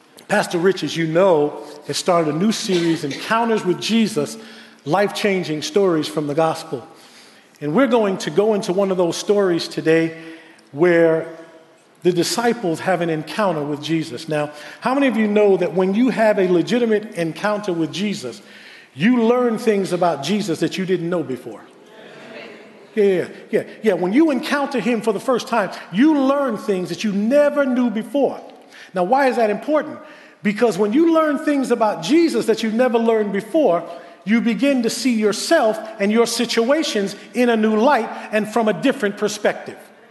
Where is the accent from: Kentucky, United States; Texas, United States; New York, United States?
New York, United States; New York City; moved away as an adult; now in West Babylon, United States; I was born and raised in Queens, so I love Queens